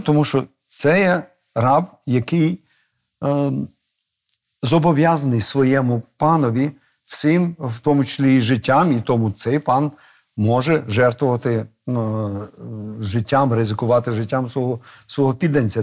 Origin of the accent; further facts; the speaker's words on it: Kamianske, Dnipropetrovsk Oblast, Ukraine; Той бік кордону це моя мала батьківщина, звідки я е, з'явився на цей світ Божий